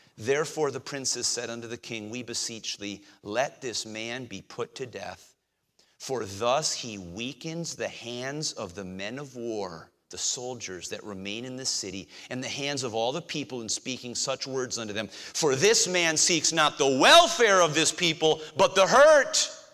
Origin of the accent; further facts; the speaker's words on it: United States; our situation as 21st century Americans